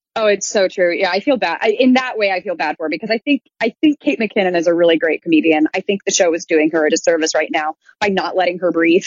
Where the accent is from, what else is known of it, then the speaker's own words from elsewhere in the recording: Midwest, United States; moved away; I grew up in the Midwest and show choir is such a huge thing out there